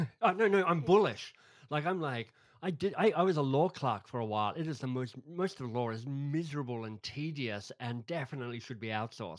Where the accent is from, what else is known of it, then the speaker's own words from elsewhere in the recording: Australia; moved away as an adult; also born or lived in England; Yeah, I'm an Aussie, but I left Australia 30 years ago now. So moved from Australia to England to study